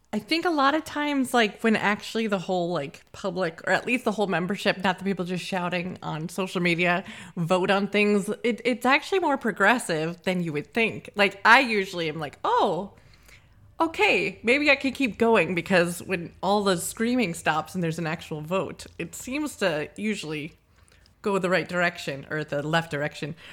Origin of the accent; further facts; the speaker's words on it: United States; now in Scotland, United Kingdom; we're from America